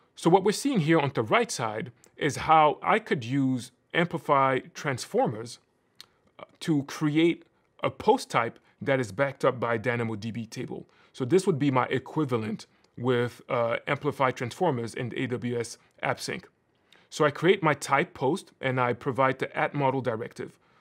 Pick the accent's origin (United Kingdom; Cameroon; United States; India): Cameroon; moved away; I'm originally from Cameroon